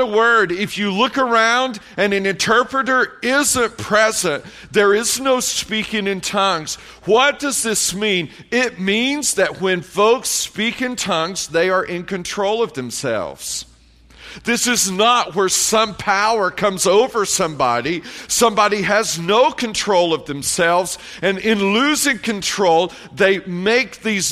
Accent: Tennessee, United States; moved away as an adult; also born or lived in Columbia, South Carolina; I grew up in Tennessee, raising hogs.

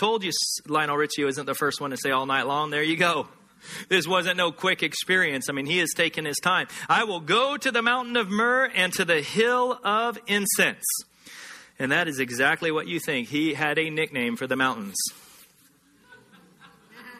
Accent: Texas, United States; Growing up in Texas, hunting is part of the culture

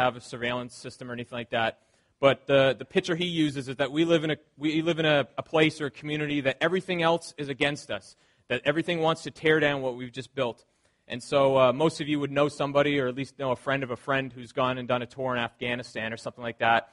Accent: the Maritimes, Canada; growing up in the Maritimes

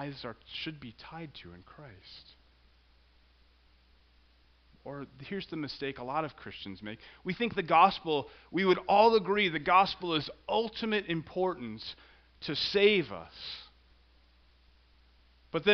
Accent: Central Illinois, United States; I grew up in Central Illinois

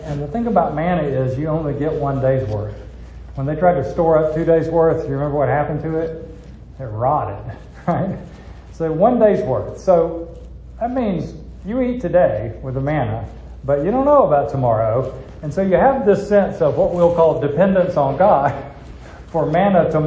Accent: United States; I'm an American

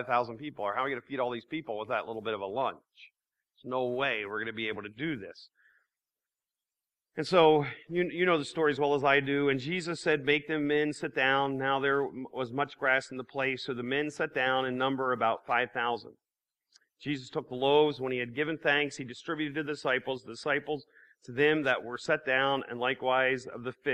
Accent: Lancaster, Pennsylvania, United States; I'm from Lancaster.

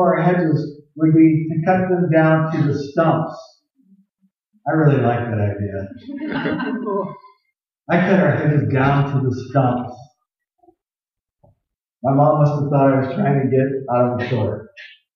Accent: Tucson, Arizona, United States; I grew up in Tucson, Arizona, the land of cactus and scorpions.

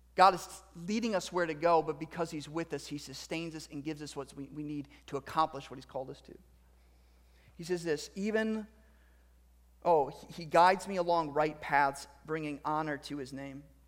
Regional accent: United States; as a male and as American

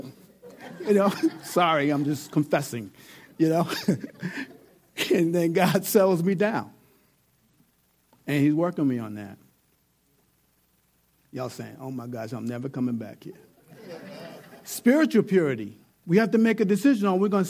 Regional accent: New York, United States; I'm from New York

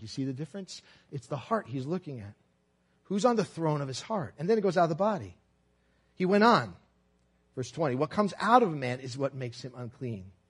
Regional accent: Brooklyn, New York, United States; I'm from Brooklyn, and I, my family is Italian

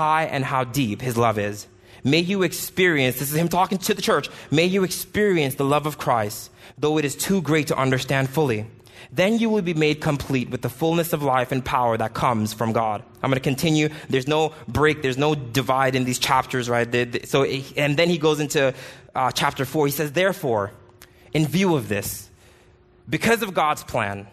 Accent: Jamaica; moved away; I grew up in Jamaica

